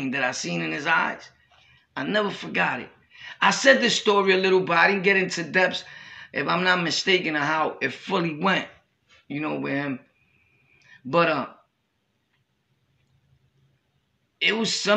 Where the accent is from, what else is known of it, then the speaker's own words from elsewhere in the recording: New York City, New York, United States; I was from Brooklyn